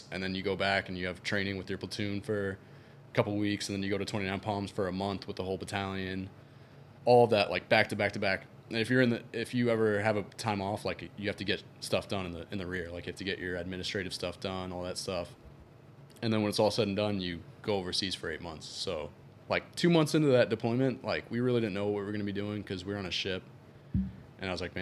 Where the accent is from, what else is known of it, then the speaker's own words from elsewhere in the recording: New York City, New York, United States; I grew up in New York City